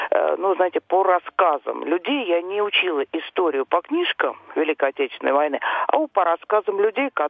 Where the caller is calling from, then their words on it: Moscow, Russia; я из Москвы.